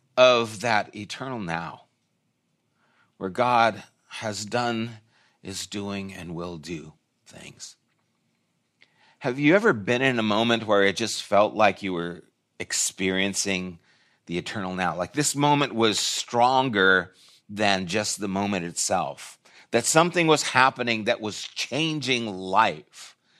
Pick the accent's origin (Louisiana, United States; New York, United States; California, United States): California, United States; I'm from California